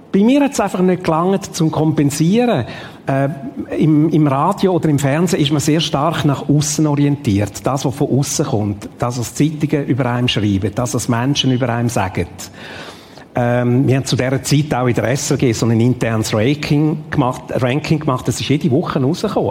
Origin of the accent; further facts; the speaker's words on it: Ticino, Switzerland; Ich bin in Tessin aufgewachsen